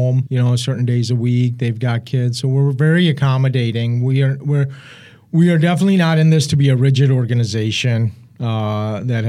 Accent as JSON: {"language": "English", "country": "Pakistan", "tie": "born or raised there", "moved": "yes", "said": "My father's from Afghanistan. I was born in Pakistan. My mother's from India"}